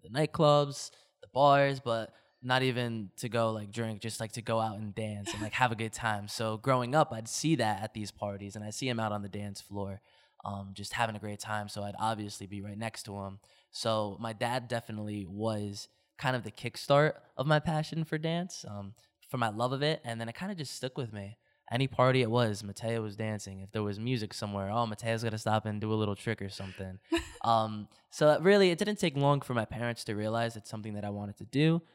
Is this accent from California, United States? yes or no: no; New Jersey, United States; also born or lived in Toms River, New Jersey; I am a New Jersey, uh, native. I live right over the bridge in Tom's River, New Jersey.